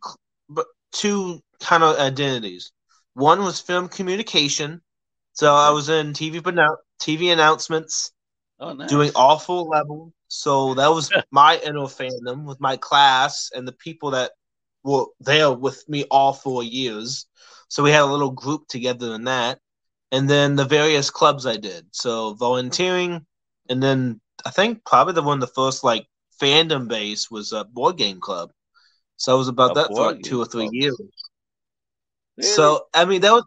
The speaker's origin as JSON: {"language": "English", "region": "Virginia", "country": "United States", "said": "I'm originally from Virginia"}